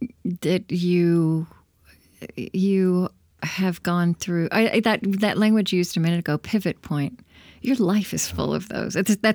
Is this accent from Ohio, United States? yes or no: no; Oklahoma, United States; I grew up in Oklahoma.